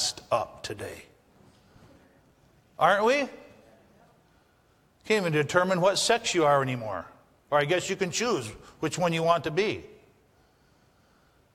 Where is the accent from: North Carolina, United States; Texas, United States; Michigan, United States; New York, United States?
Michigan, United States; the Upper Peninsula of; moved away as an adult; also born or lived in Napoleon, Michigan; I'm from the UP, okay? I'm from Lantz